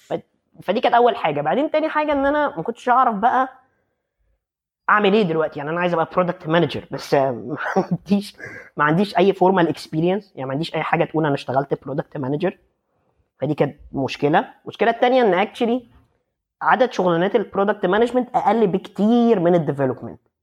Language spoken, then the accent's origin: Arabic; Egypt; moved away as an adult; now in Netherlands; احنا عندنا في مصر